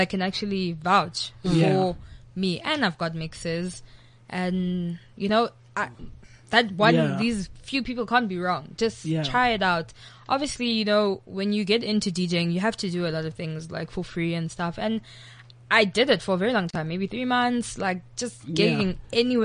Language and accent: English; Durban, KwaZulu-Natal, South Africa; moved away; originally, I'm from Durban.